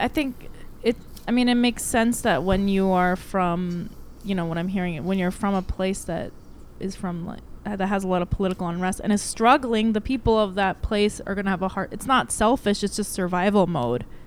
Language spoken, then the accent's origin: English; United States; I'm American